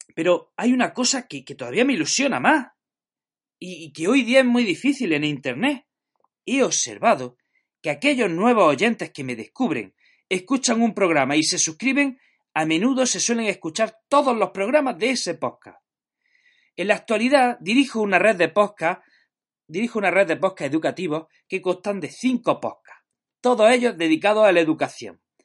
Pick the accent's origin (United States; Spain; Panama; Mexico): Spain; Jaén, Andalusia; now in Granada, Spain; soy de Jaén, pero estoy afincado en Granada